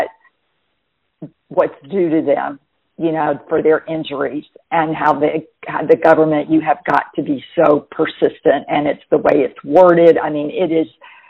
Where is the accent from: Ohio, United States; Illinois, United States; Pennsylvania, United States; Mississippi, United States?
Mississippi, United States; Jackson; also born or lived in Camp Lejeune, North Carolina / Hawaii; now in New Bern, United States; I was raised in Jackson, Mississippi